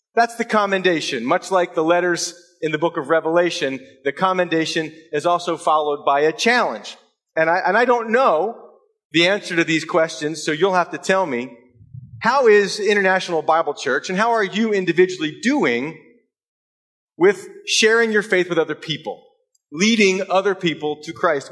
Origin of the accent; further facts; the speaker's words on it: United States; moved away; we were uh, from the states on vacation